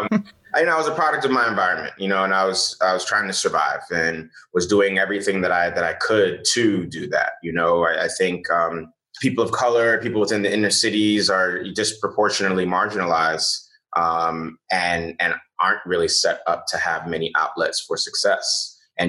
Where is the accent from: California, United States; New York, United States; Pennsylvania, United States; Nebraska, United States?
New York, United States; New York City; also born or lived in Nigeria / Louisiana; I grew up in the Bronx